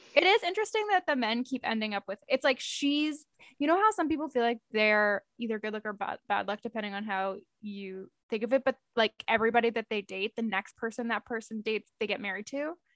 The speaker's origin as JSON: {"language": "English", "country": "Canada", "said": "we're Canadian"}